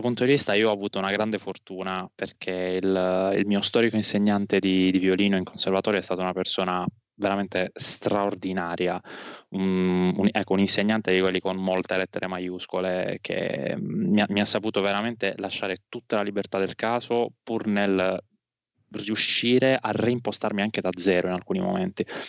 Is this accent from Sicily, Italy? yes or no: no; Alberobello, Apulia, Italy; also born or lived in Noci / Bari; ho passato tutta l'infanzia ad Albero Bello, poi dalle scuole superiori mi sono spostato prima a Noci, un paese vicino, poi a Bari